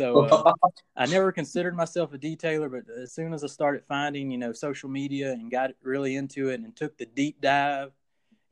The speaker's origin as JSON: {"language": "English", "town": "Coushatta", "region": "Louisiana", "country": "United States", "said": "I'm from Coushatta, Louisiana."}